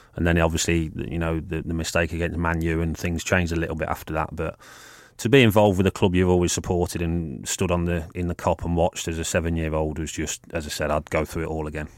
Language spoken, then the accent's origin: English; Leicester, East Midlands, United Kingdom; I was born in Leicester and all my family were Leicester fans